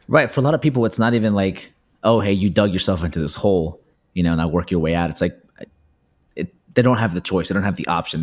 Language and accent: English; Peru; moved away; I'm from Peru